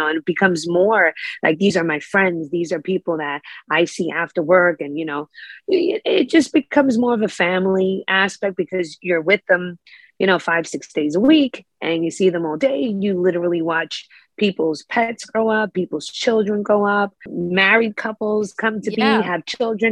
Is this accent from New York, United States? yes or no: yes; New York City, New York, United States; I was born and raised in Brooklyn, East New York. My entire life up until about the beginning of COVID